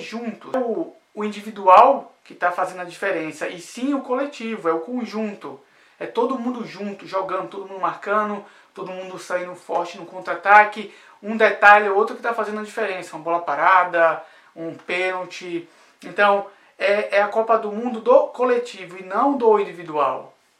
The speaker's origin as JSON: {"language": "Portuguese", "country": "Brazil"}